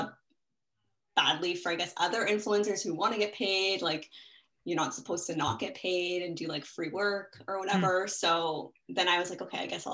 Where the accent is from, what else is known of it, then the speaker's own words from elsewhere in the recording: Toronto, Ontario, Canada; Born and raised in Toronto